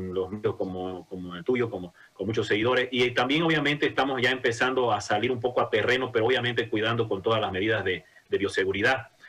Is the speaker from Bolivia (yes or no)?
yes; Santa Cruz, Bolivia; como cruceños